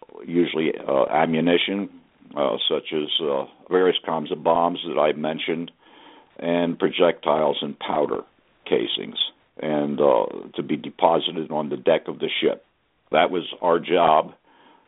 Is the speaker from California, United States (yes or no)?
no; Philadelphia, Pennsylvania, United States; moved away as an adult; also born or lived in Bremerton, Washington; I was from Philadelphia